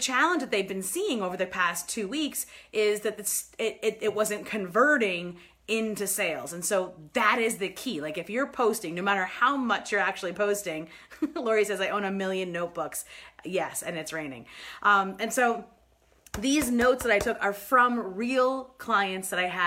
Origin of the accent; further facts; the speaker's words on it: New York, United States; moved away; I'm from New York originally